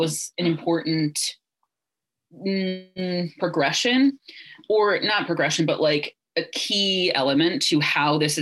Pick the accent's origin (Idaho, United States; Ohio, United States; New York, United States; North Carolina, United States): Ohio, United States; I was raised evangelical in Ohio